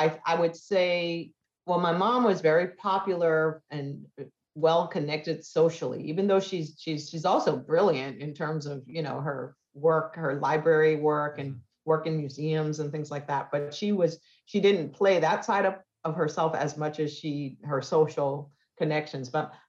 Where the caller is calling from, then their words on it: Clarksville, Maryland, United States; Clarksville, Maryland.